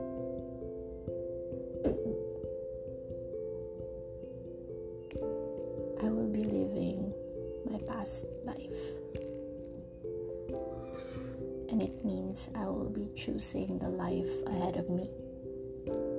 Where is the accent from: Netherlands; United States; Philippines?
Philippines; moved away; I left my home country, and still my home, I would say, the Philippines